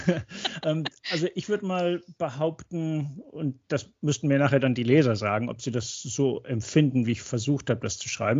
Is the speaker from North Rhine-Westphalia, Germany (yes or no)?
yes; North Rhine-Westphalia, Germany; moved away as an adult; also born or lived in Würzburg / Cologne / Arizona / Oregon; now in Texas, United States; als gebürtiger Westfale